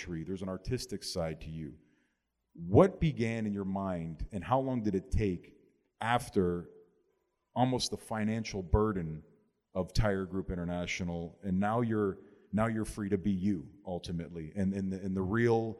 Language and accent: English; Canada; now in Miami, United States; Growing up in Canada, coming here, living here for 20 years, 22 years of my life